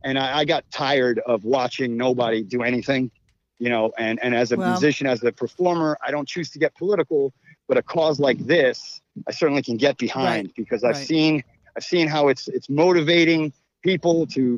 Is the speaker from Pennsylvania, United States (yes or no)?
no; New York City, New York, United States; that's what, you know, we're from the Big Apple. It's all about the apple.